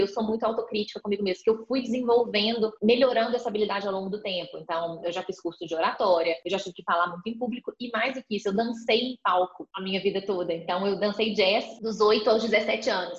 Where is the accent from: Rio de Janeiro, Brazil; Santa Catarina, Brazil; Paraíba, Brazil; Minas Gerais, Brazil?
Minas Gerais, Brazil; accent: mineiro; moved away as an adult; also born or lived in Belo Horizonte; now in São Paulo, Brazil; sou mineira, já deu para ver aqui, né? Pelo pouco de tempo que a gente está conversando, pelo sotaque